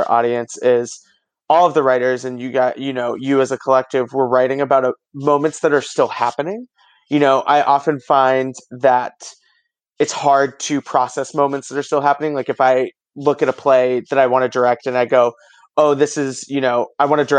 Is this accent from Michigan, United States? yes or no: no; Massachusetts, United States; my home state of Massachusetts